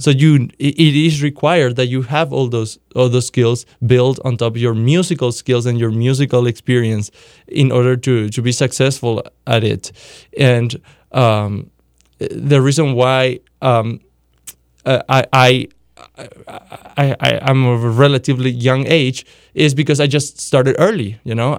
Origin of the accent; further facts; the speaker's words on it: Paraguay; moved away; I grew up in Paraguay, South America